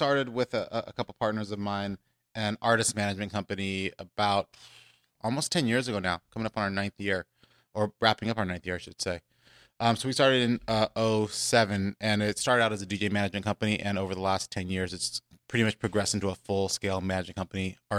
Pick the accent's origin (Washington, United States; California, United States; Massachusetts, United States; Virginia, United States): California, United States; Los Angeles; I grew up on the West Coast. I've been in LA pretty much my entire life, although my family's from the East Coast. Went to UCLA, went locally to high school here at Hawthorne, just in the shadow of the airport.